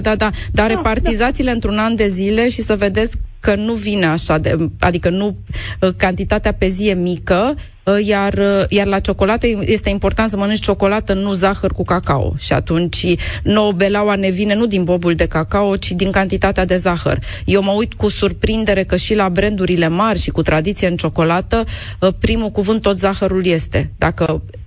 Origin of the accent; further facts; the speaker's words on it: Romania; noi, ca români